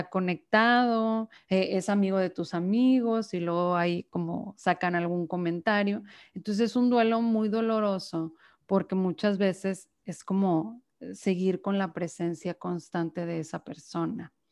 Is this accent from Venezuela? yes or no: no; Monterrey, Nuevo León, Mexico; eh, soy de Monterrey, Nuevo León, aquí mexicana 100%